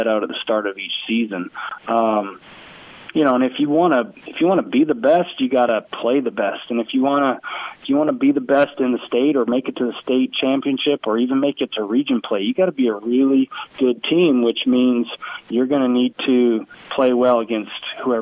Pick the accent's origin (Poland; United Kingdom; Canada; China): Canada; West Coast Canada; now in Cookeville, United States; I grew up in West Coast Canada